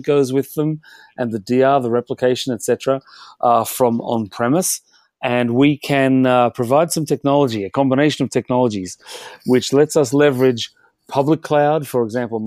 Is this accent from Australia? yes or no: yes; Australia; accent: Australian; moved away as an adult; also born or lived in London; now in Europe; My accent is Australian, but I've lived here in Europe for nearly 30 years